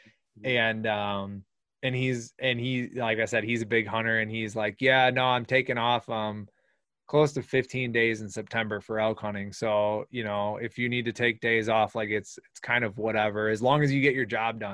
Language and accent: English; Wisconsin, United States; We're from Wisconsin.